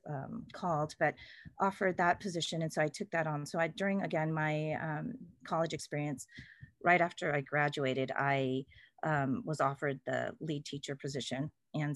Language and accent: English; Salinas, California, United States; also born or lived in San Diego; it's 2 hours from my hometown, which is Salinas